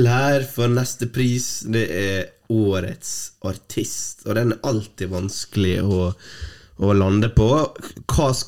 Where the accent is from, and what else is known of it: Norway